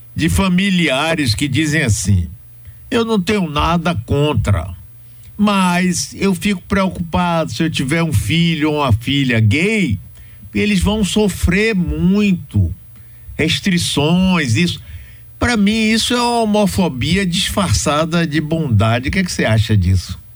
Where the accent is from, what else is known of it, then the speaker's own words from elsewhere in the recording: Bahia, Brazil; quando eu era jovem aqui na Bahia